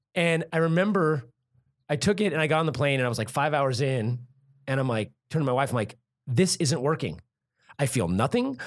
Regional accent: Santa Cruz, California, United States; I grew up in Santa Cruz

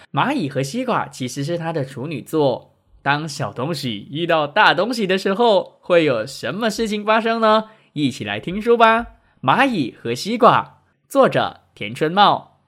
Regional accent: George Town, Penang, Malaysia; 本人呢，是冰城人

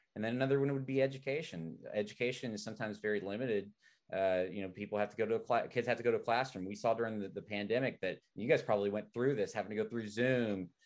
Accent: Arkansas, United States; now in San Francisco, United States; I'm from Arkansas, and uh, being from Arkansas

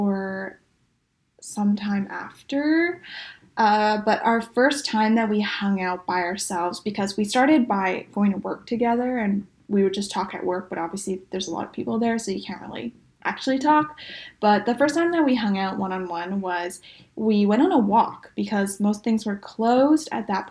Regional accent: Vancouver, British Columbia, Canada; a lot of my closest friends I've known since high school, so we're all from Vancouver

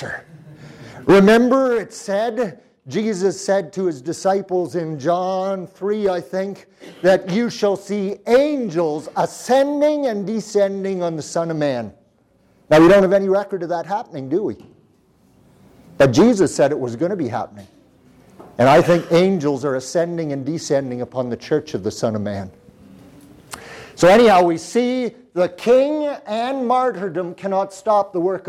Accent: Canada; I am from Canada

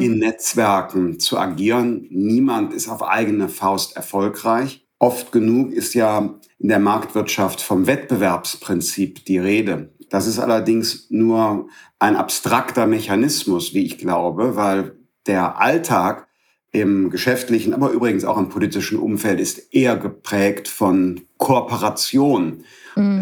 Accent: Bergisches Land, North Rhine-Westphalia, Germany; moved away as an adult; also born or lived in Düsseldorf; Ich bin aus dem Bergischen Land

